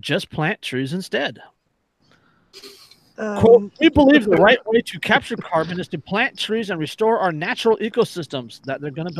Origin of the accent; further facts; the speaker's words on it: California, United States; As a Californian, I can't disagree.